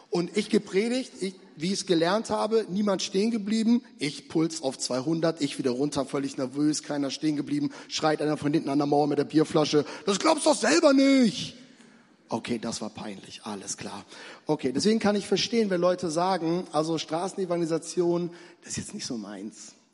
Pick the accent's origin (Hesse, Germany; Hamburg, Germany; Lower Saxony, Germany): Lower Saxony, Germany; ich komme eigentlich so aus Richtung Hannover, da liegt ein allerkleines Dorf drumherum und das ist ein Dorf, da setze ich nie wieder einen Fuß rein.